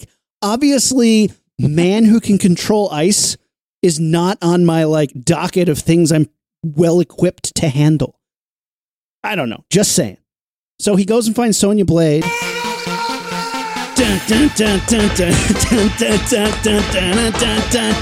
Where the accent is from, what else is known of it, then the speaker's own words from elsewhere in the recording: Indiana, United States; I'm from Indiana.